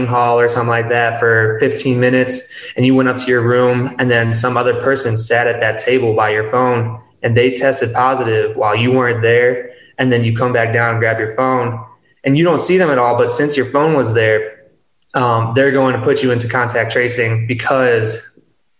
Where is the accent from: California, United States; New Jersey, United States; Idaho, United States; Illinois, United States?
Illinois, United States; Mount Prospect; I'm from Illinois, from Mount Prospect